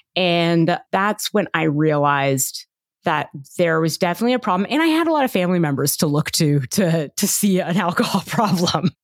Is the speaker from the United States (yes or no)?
no; Toronto, Ontario, Canada; I grew up in Toronto and, uh, my parents were Indian immigrants